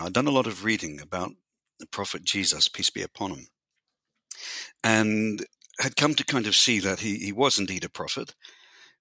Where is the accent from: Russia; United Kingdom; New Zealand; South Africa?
New Zealand; I was born in New Zealand and raised and educated in New Zealand.